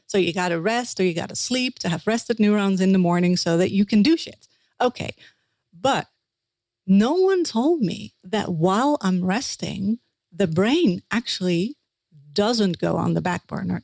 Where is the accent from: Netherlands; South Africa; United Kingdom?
Netherlands; accent: Dutch; English is a second language; I'm a Dutch dream interpreter that's uh, my accent that right there.